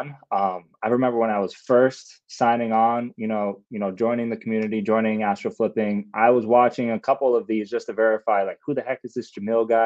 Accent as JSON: {"language": "English", "region": "New York", "country": "United States", "tie": "born or raised there", "said": "second child to a first generation Ecuadorian family, born and raised in New York"}